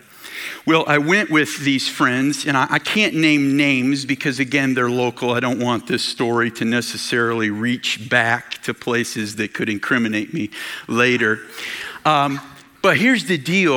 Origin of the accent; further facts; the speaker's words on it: Michigan, United States; we're from Michigan.